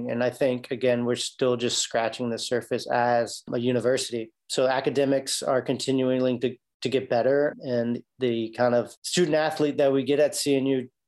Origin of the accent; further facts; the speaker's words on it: Newport News, Virginia, United States; I basically have lived my whole life in Newport News, Virginia. Went away for four years in college. I went to Methodist University down in Fayetteville, North Carolina, and then played there, played four years there, graduated with an accounting degree, came back to Newport News